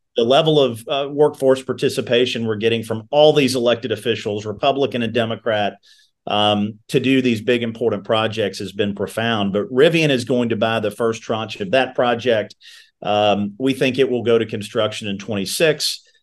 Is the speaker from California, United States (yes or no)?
no; Meade County, Kentucky, United States; I'm a kid from Meade County whose family are all tobacco farmers